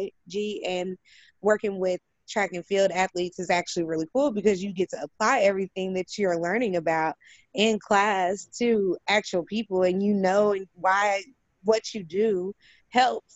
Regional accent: Indianapolis, Indiana, United States; also born or lived in California; I was born and raised in Indianapolis

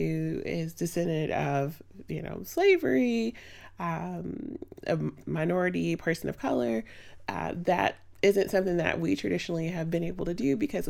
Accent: Chicago, Illinois, United States; now in Indianapolis, United States; I'm originally from Chicago. We moved to the Indianapolis area in the early 90s and did all of my undergrad here in Indiana University.

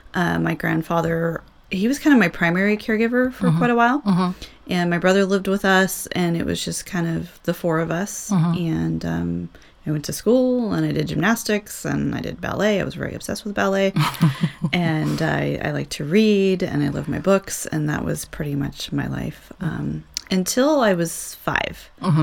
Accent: Southern California, United States; also born or lived in Virginia / Ohio / Youngstown, Ohio; now in Indiana, United States; I'm actually not originally from Ohio. Okay. I was born in Southern California. Oh, I spent the majority of my childhood, adolescence in California.

